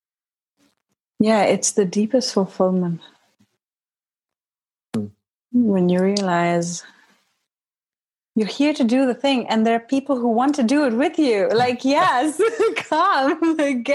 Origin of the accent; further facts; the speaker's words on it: India; moved away as an adult; also born or lived in Haridwar, India; now in United States; I grew up in India till I was 17